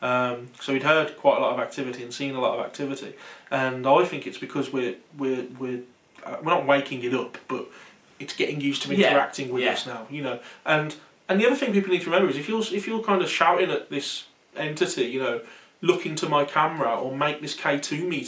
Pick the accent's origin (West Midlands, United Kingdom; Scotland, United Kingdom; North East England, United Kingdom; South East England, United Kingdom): West Midlands, United Kingdom; not far from Smethwick; accent: local Smethwick-area accent; So anyone from the UK can probably tell by our accent that we're not far from Smethwick.